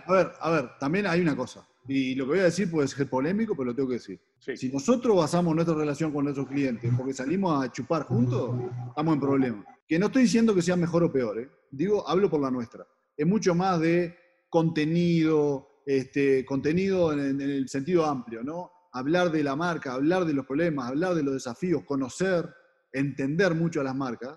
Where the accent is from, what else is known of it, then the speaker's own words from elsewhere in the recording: Uruguay; moved away as an adult; now in Mexico; Llevo 20 años en México, 19, y cada vez que digo que soy uruguayo